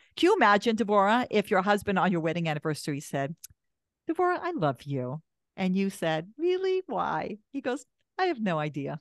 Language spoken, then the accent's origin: English; Canada; I'm Canadian.